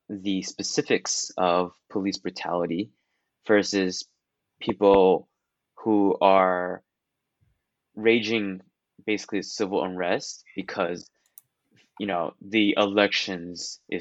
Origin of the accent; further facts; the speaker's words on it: Taiwan; moved away; I come from Taiwan